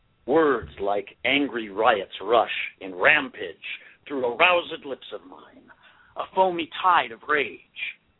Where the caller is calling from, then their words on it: Chatsworth, California, United States; I am calling from Chatsworth, California.